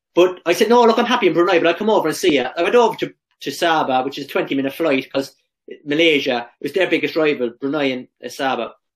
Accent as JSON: {"language": "English", "country": "Ireland", "also_born_or_lived": "England", "moved": "yes", "lives_now": "Australia", "said": "as Irish players"}